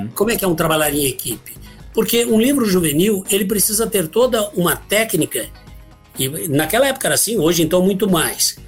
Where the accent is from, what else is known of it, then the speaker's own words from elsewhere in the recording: Ribeirão Preto, São Paulo, Brazil; also born or lived in Guaxupé, Minas Gerais / São José do Rio Pardo; eu nasci em Guaxupé, Minas Gerais, sul de Minas. E vim para cá muito pequeno, eu tinha quatro, cinco anos talvez. Eu me lembro da data que eu cheguei aqui em Ribeirão Preto